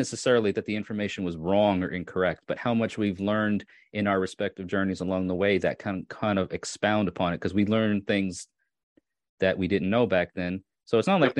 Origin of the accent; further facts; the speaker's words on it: New York, United States; moved away as an adult; now in Tennessee, United States; I grew up in New York where it would snow, you know, 6 feet a year